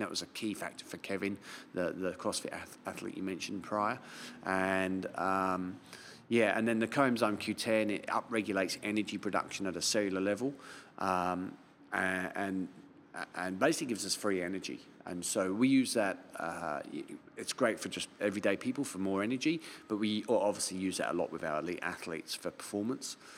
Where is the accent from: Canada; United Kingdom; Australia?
United Kingdom; London; now in Auckland, New Zealand; I'm from London